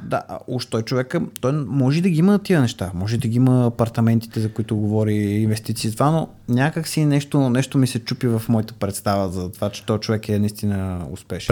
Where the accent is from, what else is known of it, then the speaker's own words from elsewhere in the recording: Samokov, Sofia Province, Bulgaria; съм от Самоков